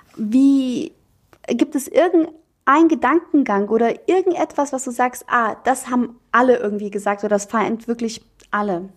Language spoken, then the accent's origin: German; Bosnia & Herzegovina; now in Germany; Bei uns in Bosnien